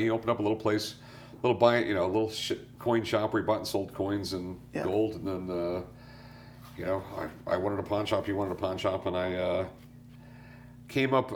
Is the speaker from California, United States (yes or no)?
yes; San Diego, California, United States; also born or lived in North Carolina; I grew up in San Diego. Yeah. You know, I was born in North Carolina. My dad was in the Navy. Got transferred to San Diego when I was yeah. like two. Grew up there.